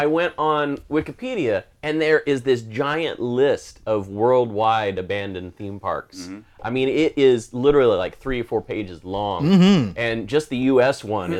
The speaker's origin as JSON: {"language": "English", "town": "Wichita", "region": "Kansas", "country": "United States", "tie": "born or raised there", "said": "growing up in Wichita"}